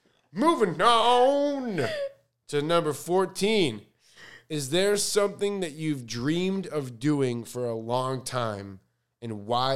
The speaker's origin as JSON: {"language": "English", "town": "Chicago", "region": "Illinois", "country": "United States", "lives_now": "Los Angeles, United States", "said": "I'm from Chicago. I have four siblings who are all my best friends."}